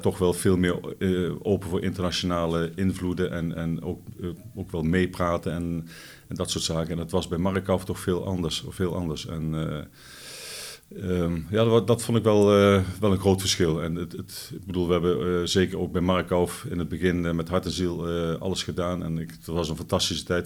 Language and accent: Dutch; Netherlands; onder ons als Nederlanders.